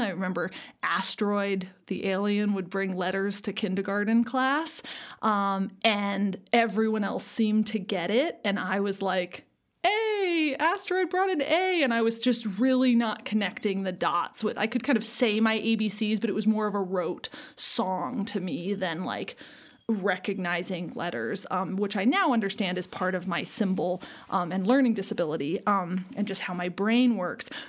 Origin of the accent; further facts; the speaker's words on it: Seward, Alaska, United States; now in Denver, United States; I grew up in Alaska, a small town on the southern coast of Alaska called Seward